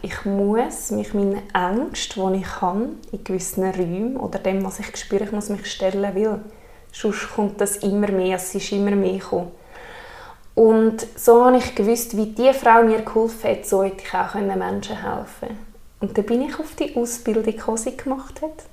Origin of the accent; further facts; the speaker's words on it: Alpnach, Obwalden, Switzerland; komme von Alpnach und bin 27